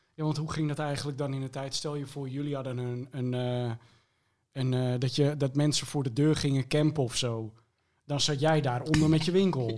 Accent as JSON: {"language": "Dutch", "town": "Almere", "region": "Flevoland", "country": "Netherlands", "tie": "born or raised there", "said": "ik ben eh, opgegroeid in Almere"}